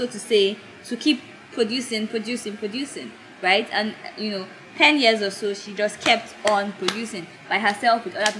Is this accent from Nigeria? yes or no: yes; Igbo East, Southeast Nigeria, Nigeria; I'm very in the Igbo. Like the most evil of all the evil states, that's where I am.